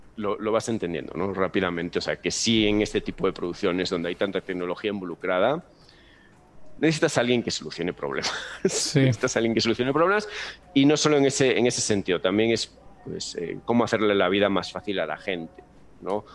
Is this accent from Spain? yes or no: yes; Galicia, Spain; moved away as an adult; now in Mexico; yo soy de Galicia, para quien no sepa, Galicia es una comunidad que está al norte de España